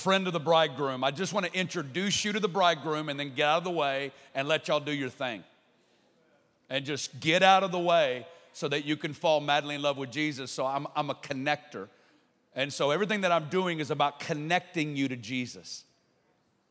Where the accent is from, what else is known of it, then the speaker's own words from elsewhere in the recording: Arkansas, United States; accent: Arkansas; I'm an Arkansas boy, and so born and raised